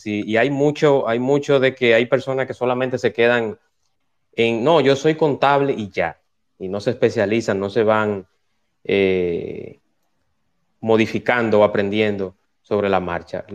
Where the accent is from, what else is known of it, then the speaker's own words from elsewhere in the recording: Santo Domingo, Distrito Nacional, Dominican Republic; moved away as an adult; now in Punta Cana, Dominican Republic; los que hemos nacido y nos hemos criado en barrios, que venimos de Santo Domingo